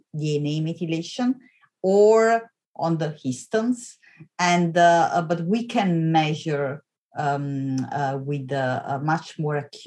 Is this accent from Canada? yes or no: no; Italy; moved away as an adult; also born or lived in Vienna, Austria / Oxford, United Kingdom; now in Stanford, United States; I'm Italian. So I come from Italy. I was born and raised in Italy